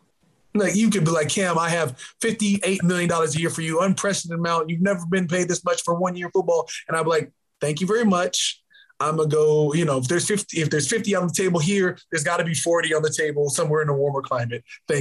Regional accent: Minnesota, United States; born there; You know, I was born in Minnesota

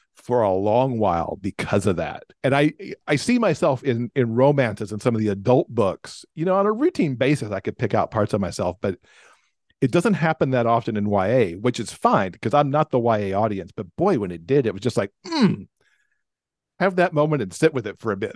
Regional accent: Alabama, United States; also born or lived in Michigan; My mom and I moved from Michigan to Alabama.

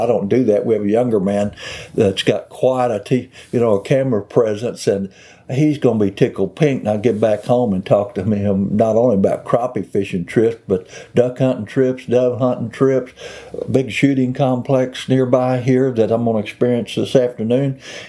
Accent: Missouri, United States; I have a heart for the South because I grew up in Mississippi County, Missouri.

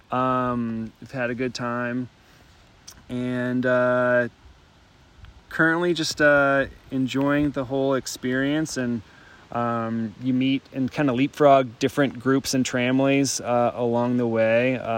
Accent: Mississippi, United States; I'm …. I'm from Mississippi, and I got my trail name uh, because I don't turn down a beer

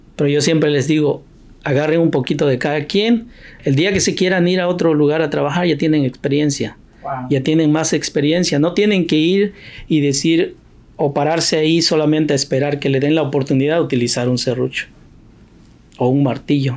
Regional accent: Oaxaca, Mexico; moved away as an adult; now in United States; muchos de la gente de mi pueblo, que yo soy oaxaqueño

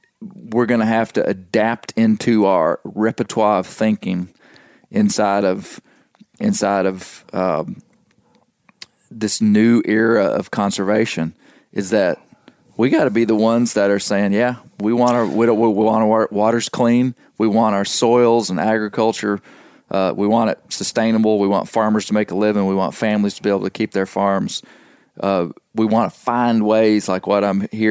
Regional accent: the South, United States; I'm a southerner and come from a, just to be frank, and nobody would be surprised with this, I mean, a very conservative political background.

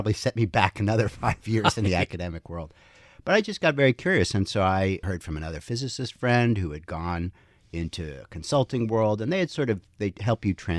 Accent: Princeton, New Jersey, United States; because my parents were physicists, we grew up in Princeton

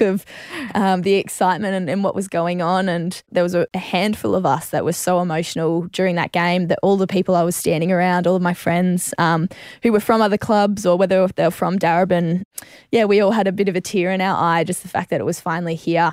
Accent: Queensland, Australia; moved away; I was from Queensland originally

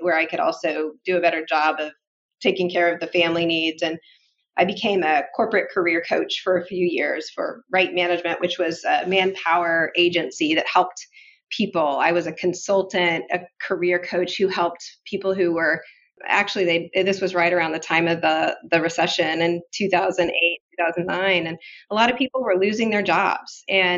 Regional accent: Muncie, Indiana, United States; I grew up here in Indiana and on Ball State University's campus

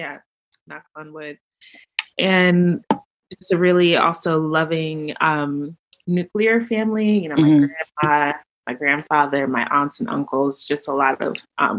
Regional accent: New York City, New York, United States; moved away as an adult; also born or lived in Boston / Cape Town; now in Baltimore, United States; I'm from New York originally. Grew up in the Bronx to to a West Indian mom, first generation, from Dominica, small island, and grew up just in a really loving household.

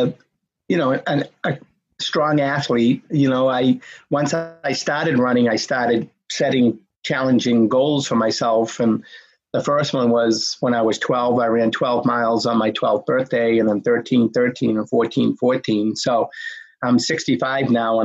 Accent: Medford, Massachusetts, United States; when I was a young boy growing up in my hometown of Medford, Mass

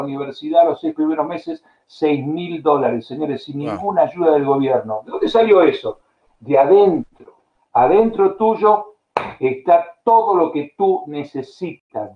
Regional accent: Argentina; moved away as an adult; also born or lived in Spain / United States / Bulgaria / Brazil; en, Argentina, en la, en la peor época de mi país

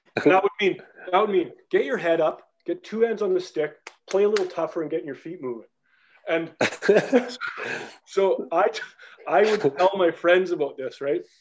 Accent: Canada; moved away as an adult; also born or lived in Belfast, Northern Ireland; growing up in Canada.

